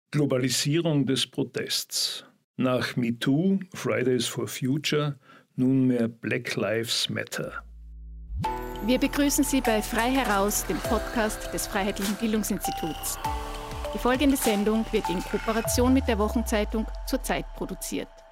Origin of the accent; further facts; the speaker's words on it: Austria; bei uns in Österreich